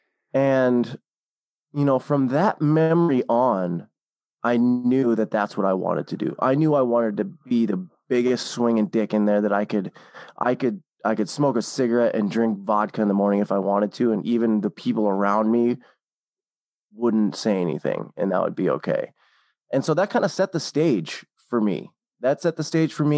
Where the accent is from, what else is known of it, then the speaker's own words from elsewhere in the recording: Seattle, Washington, United States; moved away as an adult; also born or lived in Hawaii; I'm from the Seattle area originally